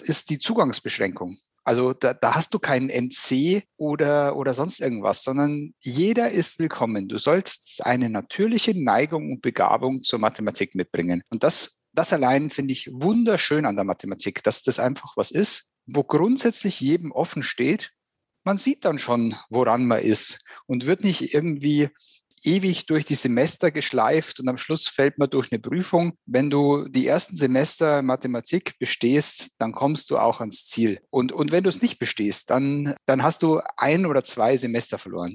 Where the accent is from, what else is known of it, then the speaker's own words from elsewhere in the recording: Germany; wir gerade als Deutsche